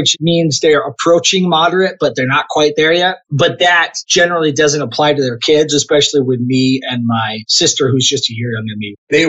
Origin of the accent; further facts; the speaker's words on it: Arizona, United States; now in Utah, United States; I grew up in Arizona, is, for the non-Americans, is the state just south of Utah. The place I grew up with is a little kind of a liberal spot in the middle of a very conservative state.